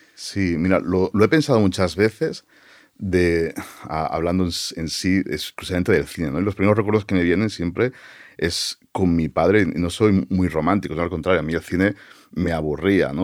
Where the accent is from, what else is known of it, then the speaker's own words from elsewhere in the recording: Barcelona, Catalonia, Spain; moved away as an adult; now in United States; Yo, nací en Barcelona y, prácticamente toda mi vida hasta que tomé la decisión de, ir a Estados Unidos, la pasé y la viví en, Barcelona.